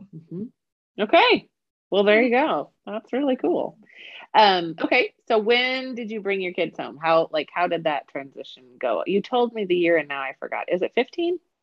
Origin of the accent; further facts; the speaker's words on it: Wisconsin, United States; I'm from Wisconsin.